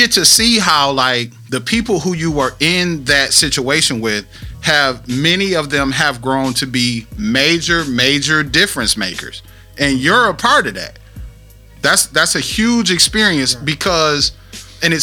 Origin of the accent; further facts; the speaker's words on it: Flint, Michigan, United States; I was from Flint, and for me, the D was 25 minutes to the east, but it was still relatively foreign